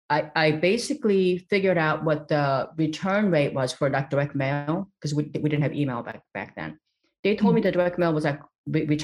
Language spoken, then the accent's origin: English; East Los Angeles, California, United States; when I was a little girl in growing up in East Los Angeles, and there, it just seemed like all hope was lost.